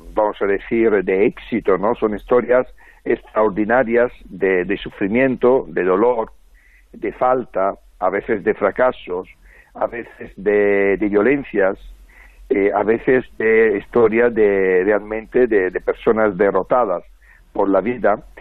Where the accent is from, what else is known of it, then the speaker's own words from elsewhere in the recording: Francavilla, Italy; now in Madrid, Spain; en el pueblo de Francavilla, de donde soy yo